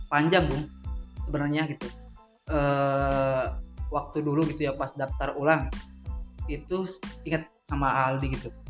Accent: Majalengka, West Java, Indonesia; terutama kan kita dari Majalengka tuh jauh gitu ke Purwokerto

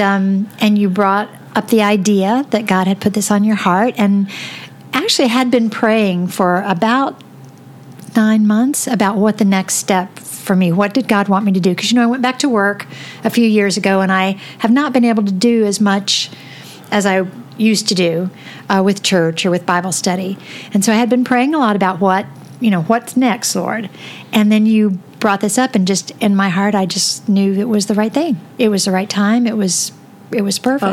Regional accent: Florida, United States; moved away as an adult; also born or lived in Seattle; now in Michigan, United States; I grew up in Florida, and um, and I loved that.

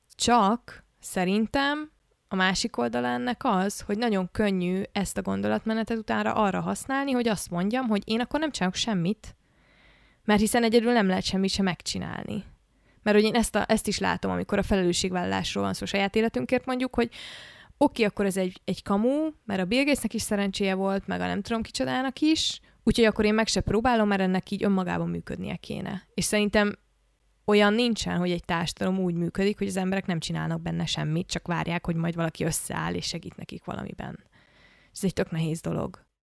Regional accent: Budapest, Hungary; Budapesten élek, Budapesten nőttem föl, és egy viszonylag normális iskolába jártam

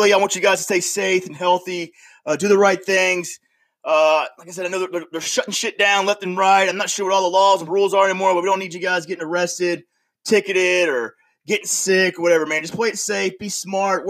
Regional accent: Panama City, Florida, United States; now in upstate New York, United States; I'm originally from Panama City, Florida. So you know I grew up around the Gulf Coast.

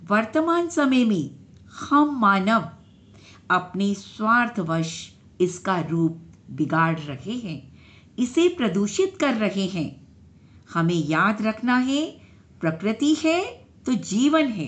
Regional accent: Delhi, India; दिल्ली से हूँ

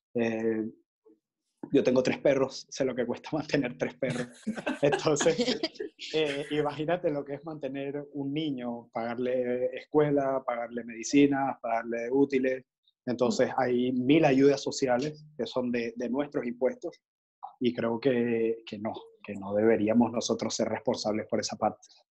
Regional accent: La Guaira, Venezuela; now in Panama; desde Panamá, pero nacido en, La Guaira también

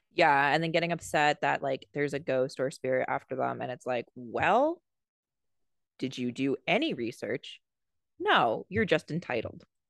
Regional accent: California, United States; I grew up in California

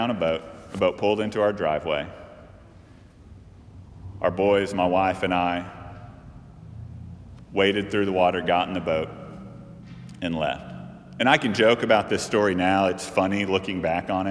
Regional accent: Texas, United States; We're from Texas

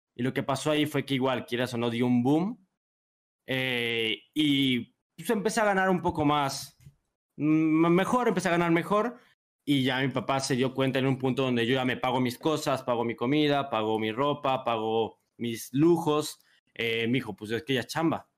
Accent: San Luis Potosí, Mexico; soy de San Luis Potosí

